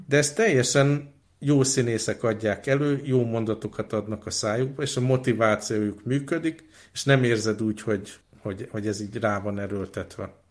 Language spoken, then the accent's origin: Hungarian; Hungary; ott voltam én, mint magyar, feleségem ukrán